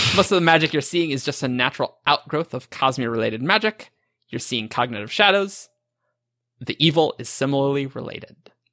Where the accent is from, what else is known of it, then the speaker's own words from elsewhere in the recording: Montana, United States; I'm from Montana